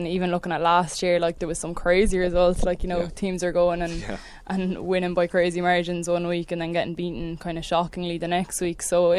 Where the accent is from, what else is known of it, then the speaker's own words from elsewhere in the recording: Cavan, Ulster, Ireland; I'm from Cavan myself